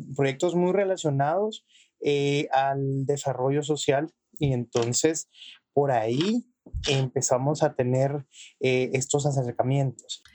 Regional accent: El Salvador; soy salvadoreño

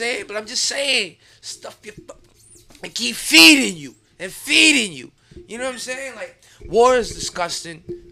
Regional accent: United States; as an American

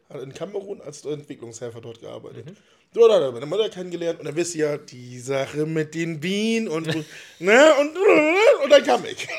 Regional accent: Wittmund, Lower Saxony, Germany; now in Friedeburg, Germany; Bin in Wittmund geboren

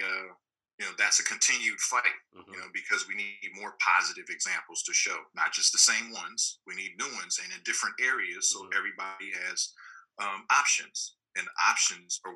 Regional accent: Inglewood, California, United States; I grew up in Inglewood, California

